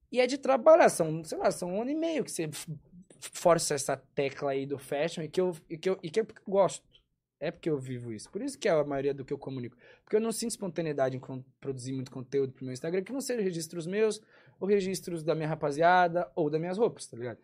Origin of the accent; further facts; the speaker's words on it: São Paulo, Brazil; Cresci em São Paulo